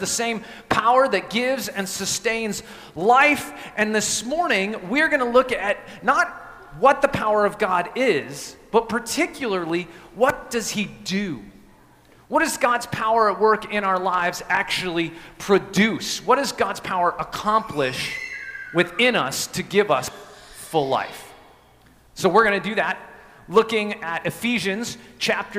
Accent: Evergreen, Colorado, United States; moved away; I grew up in Colorado in a little town called Evergreen, just west of Denver

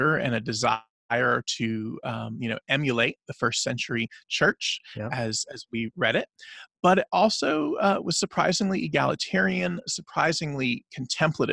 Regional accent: the Bible Belt, the South, United States; I grew up in the South, in the Bible Belt

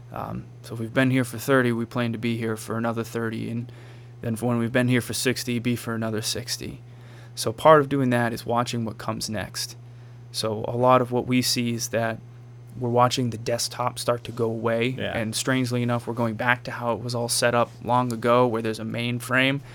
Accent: Marshfield, United States; also born or lived in Raleigh, North Carolina / Washington, District of Columbia, United States; I grew up around the corner. I grew up on Main Street wow. here in Marshfield

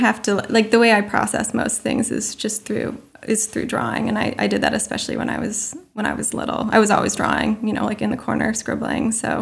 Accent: Maine, United States; moved away as an adult; also born or lived in Vermont / New York; growing up in Maine and then going to college in Vermont

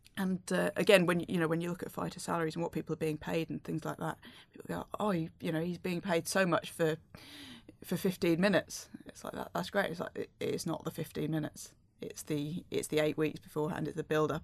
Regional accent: United Kingdom; I'm British

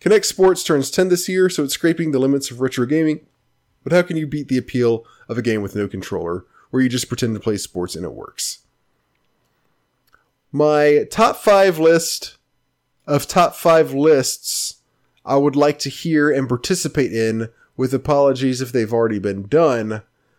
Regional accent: Memphis, Tennessee, United States; I grew up in Memphis

